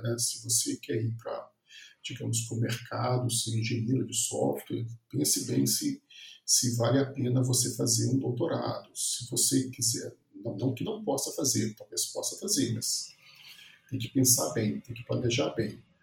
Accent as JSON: {"language": "Portuguese", "town": "Viçosa", "region": "Minas Gerais", "country": "Brazil", "said": "eu sou de Viçosa, no interior de Minas Gerais"}